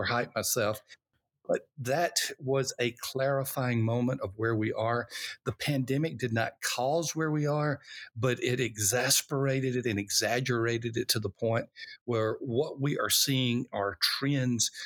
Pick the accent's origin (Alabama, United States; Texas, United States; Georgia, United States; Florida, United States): Alabama, United States; I was born in Alabama, uh, during the time of racial unrest, civil rights